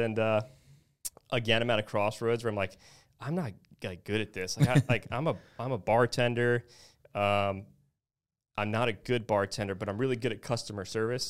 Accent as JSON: {"language": "English", "town": "Naples", "region": "Florida", "country": "United States", "tie": "born or raised there", "said": "Obviously, I'm from Naples, Florida, and I was kind of raised in the real estate world here."}